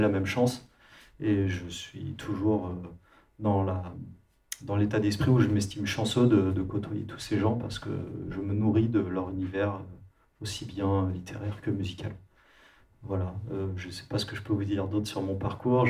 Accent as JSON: {"language": "French", "country": "France", "said": "Désolé pour mon accent anglais, mais je suis français"}